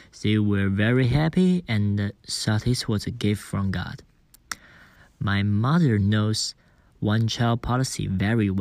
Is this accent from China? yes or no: yes; Wenzhou, Zhejiang, China; I come from Wenzhou.